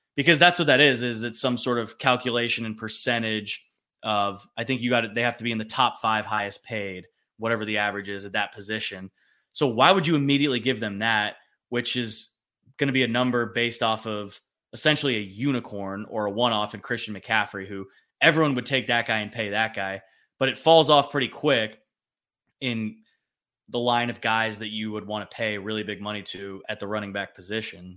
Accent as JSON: {"language": "English", "region": "California", "country": "United States", "tie": "born or raised there", "said": "as a kid with some Texas ties growing up in California"}